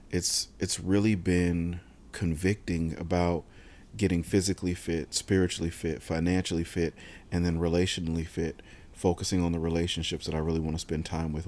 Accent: San Diego, California, United States; I grew up in San Diego

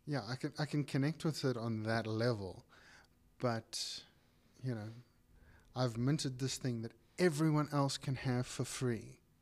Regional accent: South Africa; we're South African as well

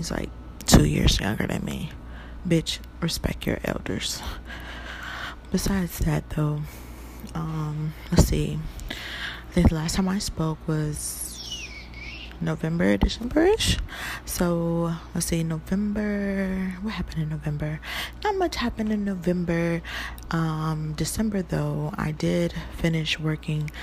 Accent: Detroit, Michigan, United States; now in California, United States; I'm from the dirty Detroit, okay? The Motor City

